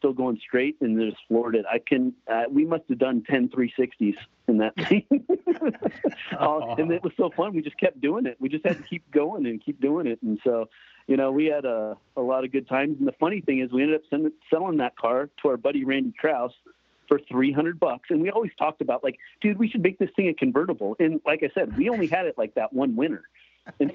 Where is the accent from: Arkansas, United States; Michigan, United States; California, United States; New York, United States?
California, United States; growing up in California